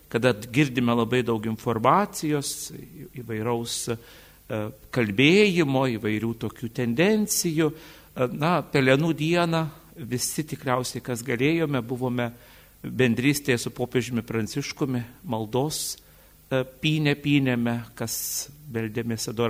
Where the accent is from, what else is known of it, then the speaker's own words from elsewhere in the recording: Samogitia, Lithuania; mes žemaičiai